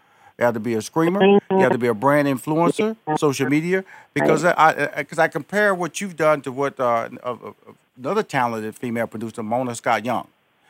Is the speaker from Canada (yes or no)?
yes; Canada; now in Hollywood, United States; Okay, Canada, Jamaica, born and raised in Canada, down in Atlanta 1 year, out in Hollywood